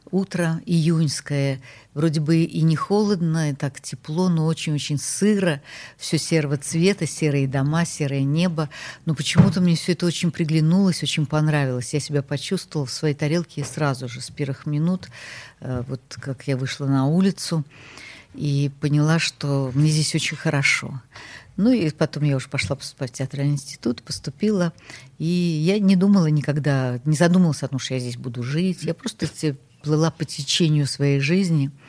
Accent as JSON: {"language": "Russian", "region": "Tashkent", "country": "Uzbekistan", "said": "Ну, как вам сказать, я из Ташкента приехал, но когда я узнала о своей родословной, я поняла, что мои предки все-таки жили в Петербурге."}